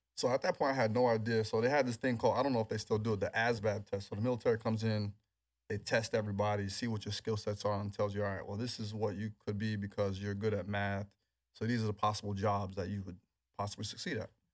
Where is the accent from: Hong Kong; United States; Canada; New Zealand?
United States; New York City, New York; growing up in New York